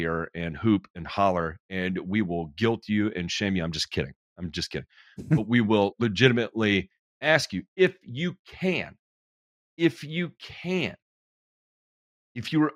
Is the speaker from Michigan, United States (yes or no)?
no; Memphis, Tennessee, United States; I'm from Memphis. I was born in Memphis, raised in Memphis.